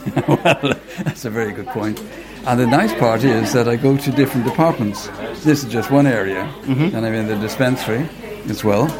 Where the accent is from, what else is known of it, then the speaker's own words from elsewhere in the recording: Ireland; accent: Irish; moved away; I'm Irish, as you can gather from my accent.